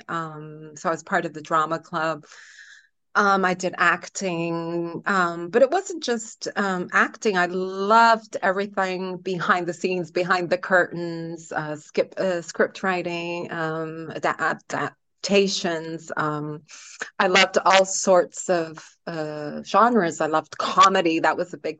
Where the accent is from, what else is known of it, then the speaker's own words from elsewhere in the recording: Toronto, Ontario, Canada; now in Portugal; I grew up in Canada, yeah, in Toronto.